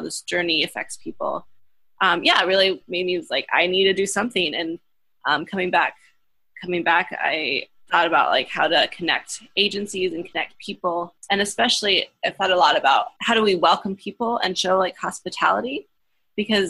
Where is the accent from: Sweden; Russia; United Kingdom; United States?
United States; Kansas; also born or lived in Berne, Indiana; now in Goshen, United States; I grew up originally in Kansas, graduated high school in Bern, Indiana